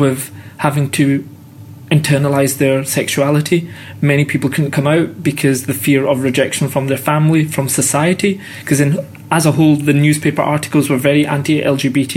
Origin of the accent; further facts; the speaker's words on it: Scotland, United Kingdom; born and brought up in Scotland